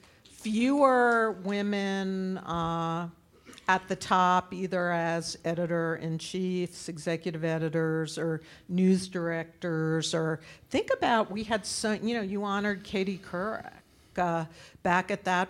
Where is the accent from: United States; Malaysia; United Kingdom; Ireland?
United States; New York; also born or lived in South Carolina / Massachusetts